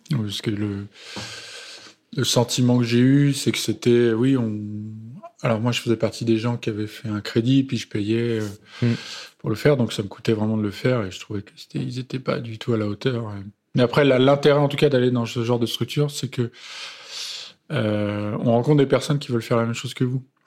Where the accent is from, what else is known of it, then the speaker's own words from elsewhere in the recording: Romainville, Île-de-France, France; je viens du 93. Je suis romain-villois